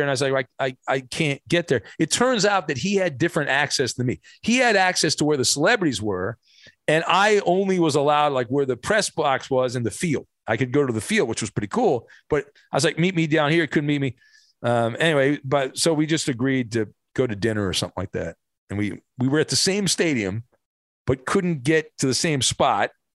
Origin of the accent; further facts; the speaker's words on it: Irvine, California, United States; I grew up in Irvine